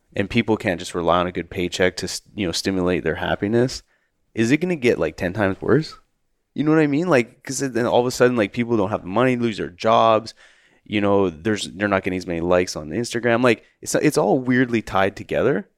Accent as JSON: {"language": "English", "country": "Canada", "tie": "born or raised there", "said": "growing up in Canada"}